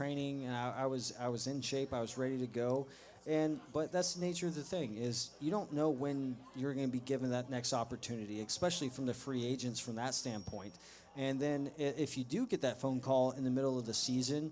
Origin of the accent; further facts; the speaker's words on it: Dallas, Texas, United States; I am from Dallas